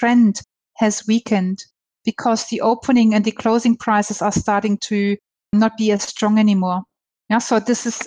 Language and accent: English; Germany; also born or lived in Hong Kong; now in Australia; I'm from Germany. I lived in Hong Kong. I'm in Australia.